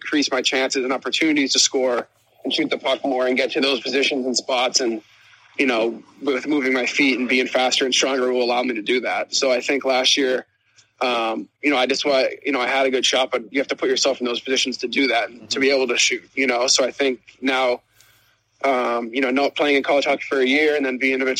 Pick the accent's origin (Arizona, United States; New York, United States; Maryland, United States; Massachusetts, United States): Massachusetts, United States; Boston; growing up in Boston